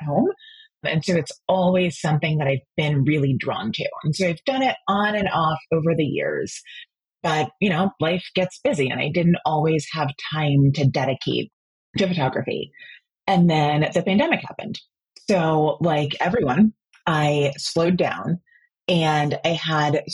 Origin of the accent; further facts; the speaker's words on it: New Jersey, United States; moved away as an adult; now in Washington, D.C., United States; I was born and raised in New Jersey, but moved down here about 12 years ago for work